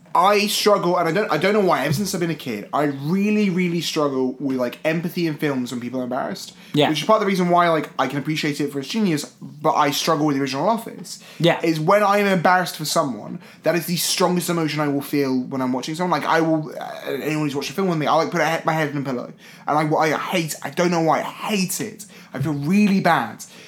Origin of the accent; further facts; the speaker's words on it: United Kingdom; as a British kid.